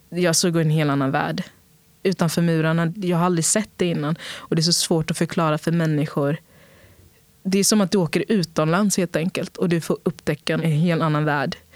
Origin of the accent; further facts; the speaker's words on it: São Paulo, Brazil; also born or lived in Sweden; Men den frågan skulle jag säga, jag är från Brasilien och jag är från Sverige.